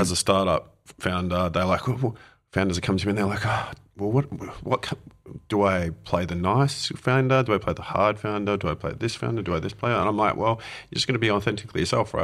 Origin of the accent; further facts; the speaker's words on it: Australia; also born or lived in United Kingdom; now in Wellington, New Zealand; I'm an Aussie who moved from the U K here